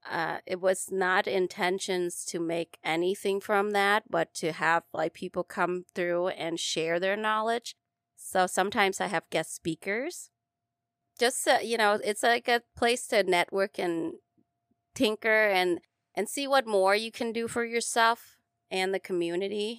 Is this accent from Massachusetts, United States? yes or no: no; Minnesota, United States; moved away as an adult; now in Las Vegas, United States; I'm from Minnesota